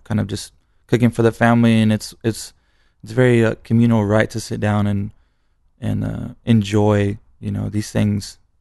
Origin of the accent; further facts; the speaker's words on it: San Antonio, Texas, United States; I was born in San Antonio